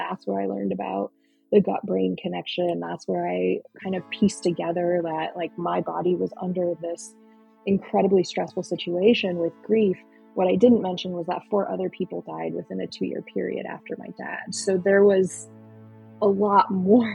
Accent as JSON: {"language": "English", "town": "Mission Viejo", "region": "California", "country": "United States", "tie": "born or raised there", "also_born_or_lived": "Santa Cruz, California / Boston, Massachusetts / San Francisco, California / Marin, California", "lives_now": "Santa Rosa, United States", "said": "I grew up in Orange County, California, in Mission Viejo"}